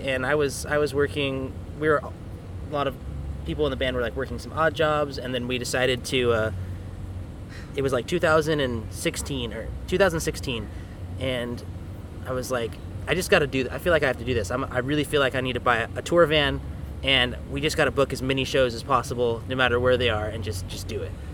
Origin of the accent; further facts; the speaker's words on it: Riverside, California, United States; I'm from Riverside, California. I was born and raised in the orange groves over there